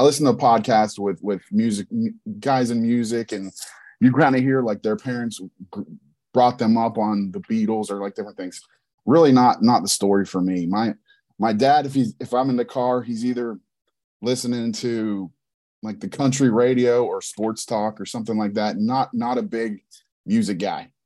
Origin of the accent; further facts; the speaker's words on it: Pittsburgh, Pennsylvania, United States; also born or lived in High Point, North Carolina; I'm from Pittsburgh, PA, but I was born in High Point, North Carolina. So I lived in North Carolina for the first six years of my life